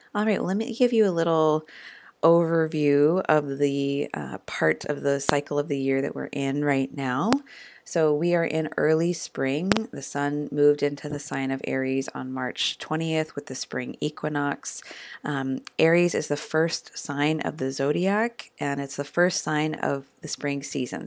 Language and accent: English; Eugene, Oregon, United States; the University of Oregon in my hometown of Eugene